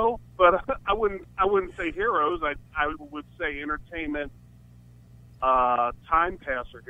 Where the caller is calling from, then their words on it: Cincinnati, Ohio, United States; I'm from Cincinnati.